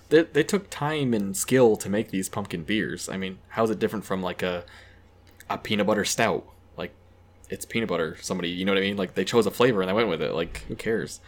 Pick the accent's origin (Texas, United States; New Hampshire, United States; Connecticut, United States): New Hampshire, United States; Keene; I grew up in Keene